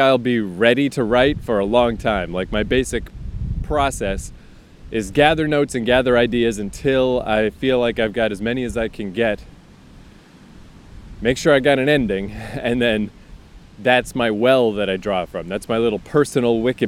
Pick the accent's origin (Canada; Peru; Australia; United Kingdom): Canada; the Maritimes; now in Toronto, Canada; I'm from the goddamn Maritimes. I didn't grow up on the ocean. I grew up on a river.